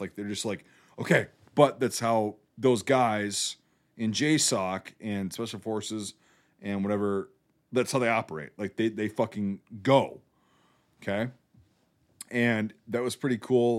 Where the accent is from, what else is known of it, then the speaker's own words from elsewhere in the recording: United States; I'm an American